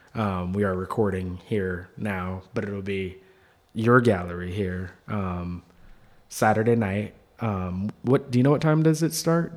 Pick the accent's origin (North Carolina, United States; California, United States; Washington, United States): Washington, United States; Seattle; now in New York, United States; my hometown